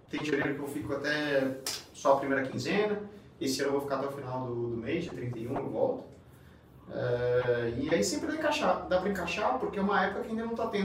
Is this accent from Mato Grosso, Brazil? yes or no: no; Ribeirão Preto, São Paulo, Brazil; moved away as an adult; now in Valencia, Spain; Na real, eu nasci, nasci em São Paulo